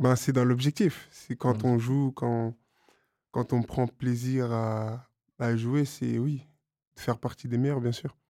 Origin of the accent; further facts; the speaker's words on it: Paris, Île-de-France, France; Je viens de Paris. Paris. Bon, je suis né Paris